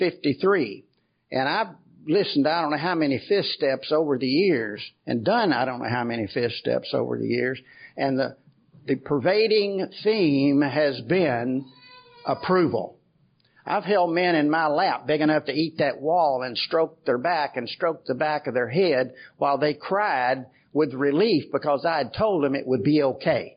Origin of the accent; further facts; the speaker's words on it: Kentucky, United States; I'm from Kentucky.